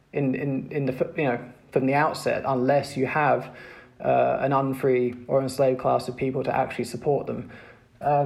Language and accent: English; United Kingdom; speaking as a British person who went through the educational system here, in the UK.